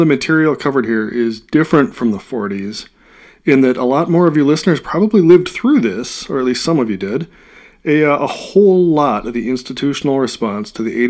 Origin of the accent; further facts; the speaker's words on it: Midwest, United States; I'm from the Midwest.